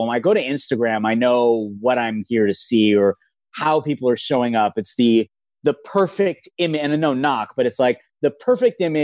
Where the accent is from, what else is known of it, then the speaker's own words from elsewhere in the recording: Los Angeles, California, United States; I grew up in Los Angeles